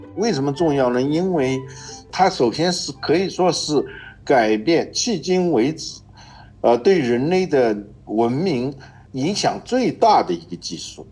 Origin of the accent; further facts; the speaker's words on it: China; 我们中国人